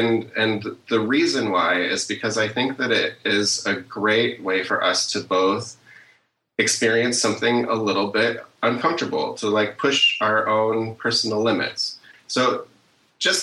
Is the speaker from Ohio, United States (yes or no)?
yes; Cleveland, Ohio, United States; I grew up around the Cleveland area.